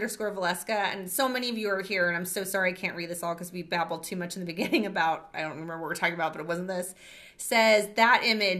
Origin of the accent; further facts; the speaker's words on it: Colton, United States; I grew up in Colton.